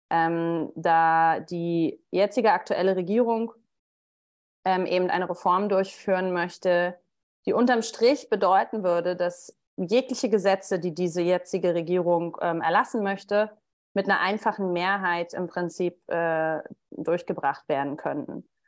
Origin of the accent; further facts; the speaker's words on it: Rostock, Mecklenburg-Vorpommern, Germany; moved away as an adult; also born or lived in Stralsund / Berlin; now in Tel Aviv, Israel; ich bin äh, in, in der DDR geboren noch, ähm, 1984 in Rostock und ähm, bin in Rostock und Stralsund aufgewachsen.